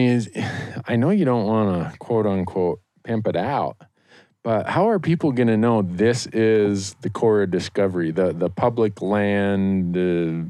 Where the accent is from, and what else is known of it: Minnesota, United States; born or raised there; now in Bozeman, United States